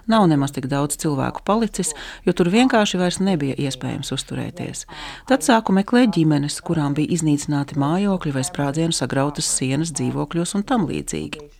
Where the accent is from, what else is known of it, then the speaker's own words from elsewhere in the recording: Ukraine; es esmu Ukrainiete.